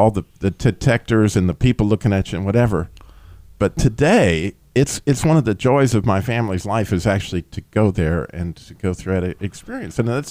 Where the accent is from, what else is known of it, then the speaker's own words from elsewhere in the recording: Albuquerque, New Mexico, United States; I grew up in Albuquerque, New Mexico, or at least I went to high school in Albuquerque